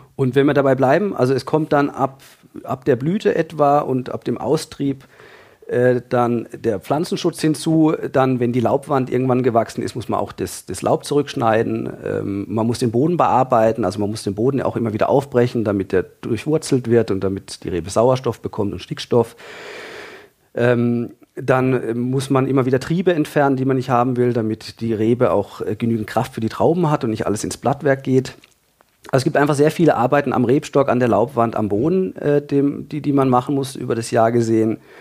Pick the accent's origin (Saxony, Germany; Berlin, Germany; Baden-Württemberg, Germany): Baden-Württemberg, Germany; Freiburg; Ich komme aus Freiburg in Süddeutschland